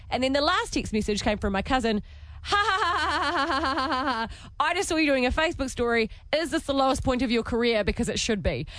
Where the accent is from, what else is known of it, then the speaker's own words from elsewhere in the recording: New Zealand; accent: Kiwi; my Kiwi accent